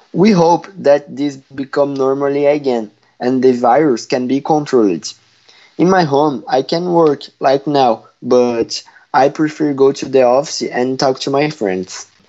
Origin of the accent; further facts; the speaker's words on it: Brazil; English is a second language; now in Ontario, Canada; I'm from Brazil, but today I live in Ontario, Canada.